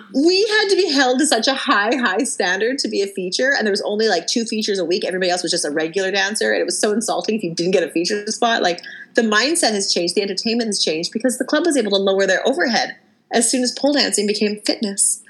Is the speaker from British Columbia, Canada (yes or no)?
yes; Abbotsford, British Columbia, Canada; growing up in Abbotsford